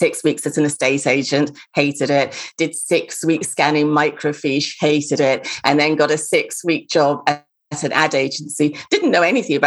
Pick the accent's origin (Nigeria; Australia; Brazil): Nigeria; now in United Kingdom; I was brought up in Nigeria.